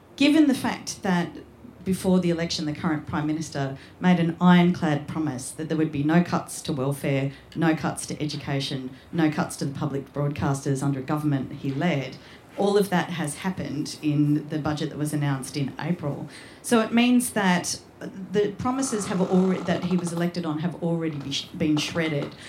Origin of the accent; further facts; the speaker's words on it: Australia; a white Australian of Scots heritage